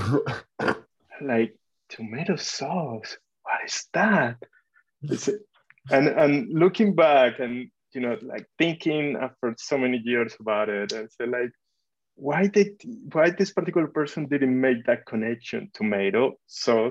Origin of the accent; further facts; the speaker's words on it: Cali, Valle del Cauca, Colombia; first language Spanish; English is a second language; moved away as an adult; also born or lived in Tuscaloosa, Alabama; now in United States; I was born in Colombia, in Cali. It's a little city. Well, it's not that little, but it's a small city in the southwest part of Colombia. So I grew up there. I was there until I was 20 years old. Then I moved to the US